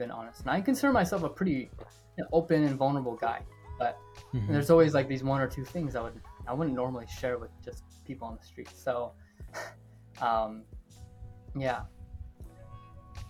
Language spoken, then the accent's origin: English; Cleveland, Ohio, United States; now in Columbus, United States; I'm from Ohio, born and raised in Cleveland. I'm living in Columbus now.